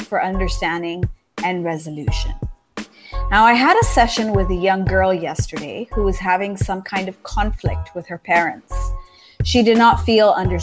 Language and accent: English; Japan; moved away as an adult; also born or lived in United States; I grew up in Japan.